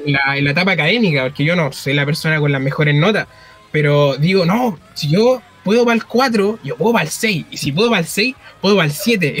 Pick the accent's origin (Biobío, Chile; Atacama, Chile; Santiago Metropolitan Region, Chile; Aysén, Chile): Biobío, Chile; Penco; soy de Penco.